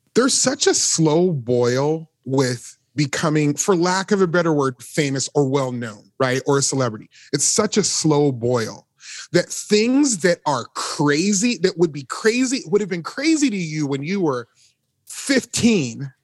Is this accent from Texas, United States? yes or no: no; Las Vegas, Nevada, United States; now in Nashville, United States; We both grew up in Las Vegas